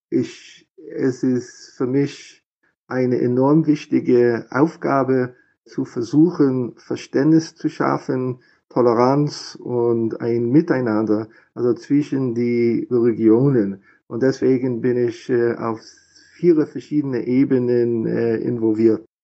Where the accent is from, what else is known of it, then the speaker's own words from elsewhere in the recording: Philadelphia, Pennsylvania, United States; German is a second language; now in Germany; Ich bin in den USA in Philadelphia geboren und aufgewachsen, habe meine Ausbildung in Yeshiva University in New York gemacht